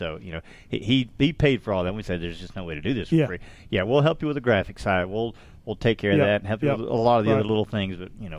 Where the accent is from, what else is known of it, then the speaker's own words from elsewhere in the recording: Georgia, United States; We're from Georgia.